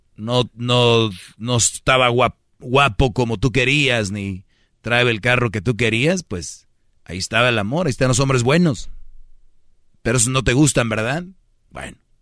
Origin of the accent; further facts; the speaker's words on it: Monterrey, Nuevo León, Mexico; como buen regio